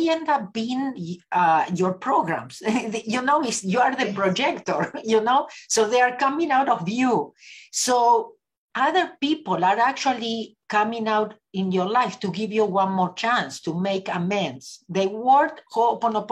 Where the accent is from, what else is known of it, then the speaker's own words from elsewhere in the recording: Argentina; moved away as an adult; now in Los Angeles, United States; I was born in Argentina. I lived in Los Angeles, California for the last 38 years.